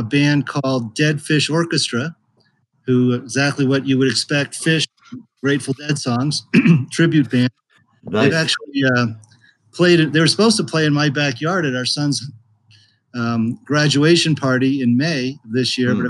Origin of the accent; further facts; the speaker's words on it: Longmont, Colorado, United States; my hometown of Longmont